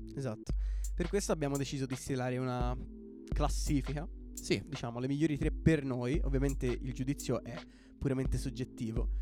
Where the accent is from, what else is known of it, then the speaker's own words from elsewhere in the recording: Florence, Tuscany, Italy; anche noi siamo di Firenze